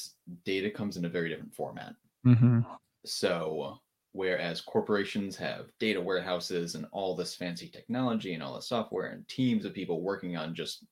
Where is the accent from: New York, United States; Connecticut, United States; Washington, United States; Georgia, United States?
Connecticut, United States; now in Charlotte, United States; I'm from Connecticut, which is not exciting, but I moved down to Charlotte, North Carolina